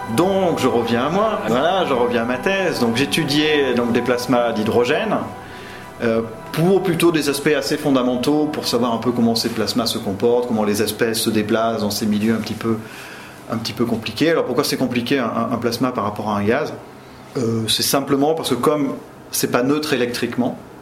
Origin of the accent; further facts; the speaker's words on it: Limoges, Nouvelle-Aquitaine, France; moved away as an adult; now in Orléans, France; je viens de Limoges, je suis originaire du Limousin, de Limoges, donc j'ai fait euh, le lycée Gay-Lussac